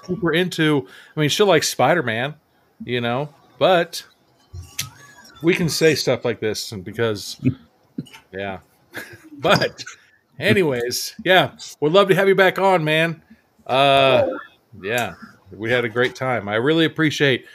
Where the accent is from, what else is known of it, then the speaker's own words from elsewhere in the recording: San Diego, California, United States; we born and raised in San Diego